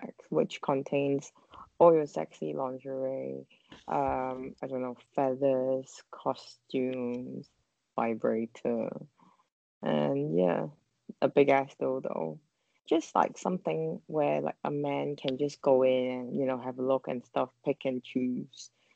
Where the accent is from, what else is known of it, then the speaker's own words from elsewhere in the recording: Hong Kong; we are from Hong Kong